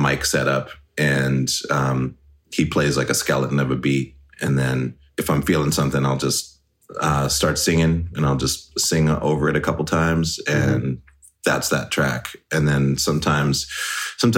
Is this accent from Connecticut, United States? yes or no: no; Great Falls, Montana, United States; moved away as an adult; also born or lived in Seattle, Washington; I'm actually from Montana. Okay. I grew up in Montana.